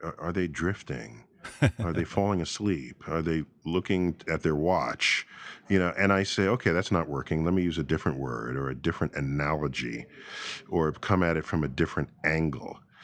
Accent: New York City, New York, United States; growing up in New York City

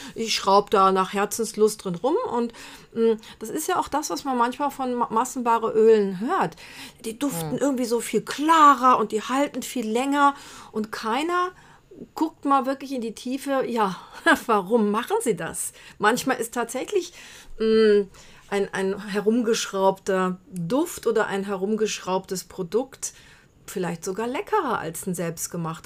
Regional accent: Brazil; moved away; als Kind in Brasilien hatten wir im Garten einen Bitterorangenbaum

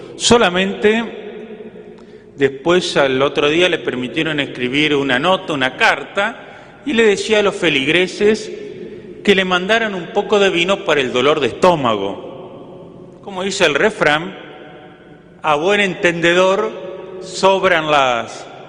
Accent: Entre Ríos, Argentina; moved away as an adult; now in General Alvear, Argentina; una anécdota de mi pueblo, que si le preguntan al padre Héctor, les puedo decir que es el mejor pueblo de Entre Ríos

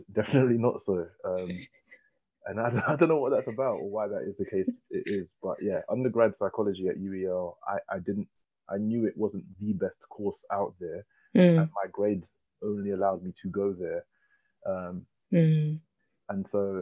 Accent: London, United Kingdom; also born or lived in Leytonstone; I grew up in Hackney, and I went to a Hackney primary school, and then moved further east to Leytonstone

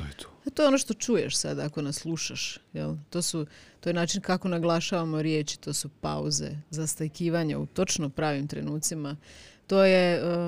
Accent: Osijek, Osijek-Baranja County, Croatia; ja sam ipak iz Osijeka

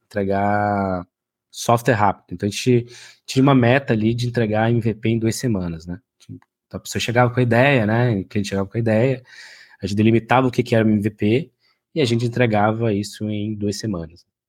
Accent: Oiapoque, Amapá, Brazil; moved away; eu venho numa cidade chamada Oiapoque Amapá, né, no extremo norte do Brasil aí

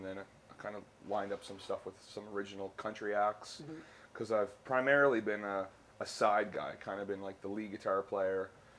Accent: Sydney Mines, Nova Scotia, Canada; now in Halifax, Canada; born and raised in Sydney Mines in Cape Breton.

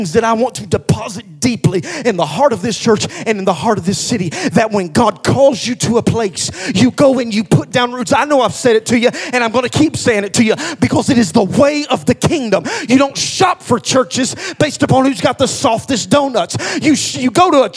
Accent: Hamilton, United States; moved away; also born or lived in Knoxville; where we come from. We're from Hamilton

